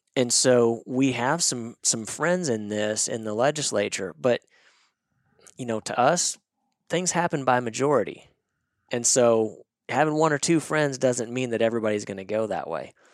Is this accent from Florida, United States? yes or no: no; Northwest Arkansas, United States; I grew up in Northwest Arkansas